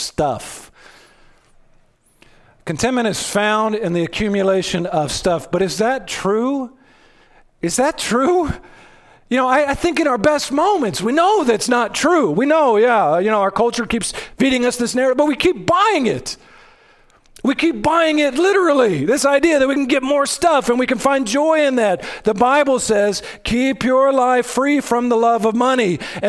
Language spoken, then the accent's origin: English; United States; We're Americans.